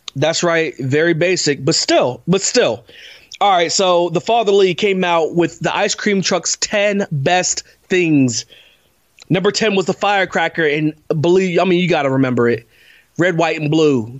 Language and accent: English; Parkersburg, West Virginia, United States; we're from Parkersburg. We lived in uh, a community called uh, Parkerstown, little development.